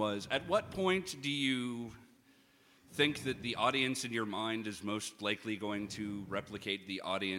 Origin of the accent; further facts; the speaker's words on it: Nashville, Tennessee, United States; Hitting up the open mics around my hometown, which is actually in Nashville.